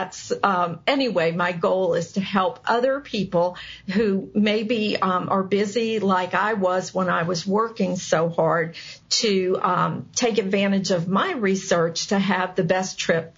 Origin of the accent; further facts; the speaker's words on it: United States; as an American